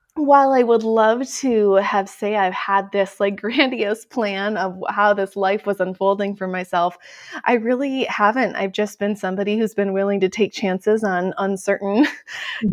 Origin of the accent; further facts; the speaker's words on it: Midwest, United States; I'm originally from the Midwest